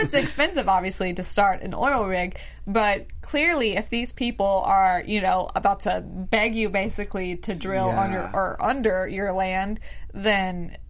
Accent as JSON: {"language": "English", "town": "Mobile", "region": "Alabama", "country": "United States", "said": "I'm from Mobile, Alabama. We have a lot of Indian reservations around where I'm from."}